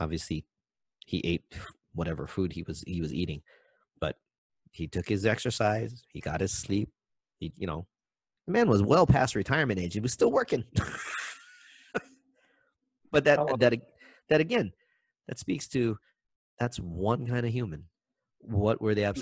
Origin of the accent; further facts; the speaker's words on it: Maui, Hawaii, United States; I'm from Maui, so from Lahaina all the way out to Kapalua